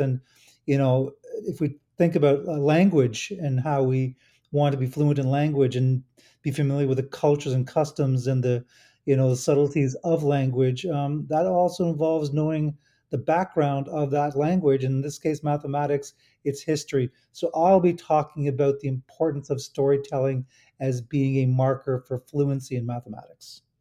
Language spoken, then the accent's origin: English; Toronto, Ontario, Canada; in Toronto, my hometown